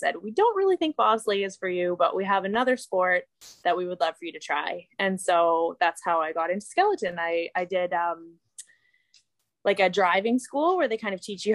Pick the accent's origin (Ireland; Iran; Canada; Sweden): Canada; Calgary, Alberta; I grew up in Calgary, Alberta